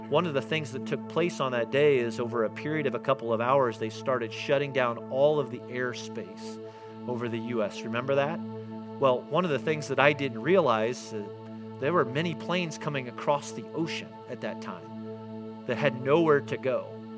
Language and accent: English; Newfoundland and Labrador, Canada; See, I learned that there's something about saying that I'm a Newfoundlander, which is really difficult to say, but there's pride and there's mission and there's purpose in that.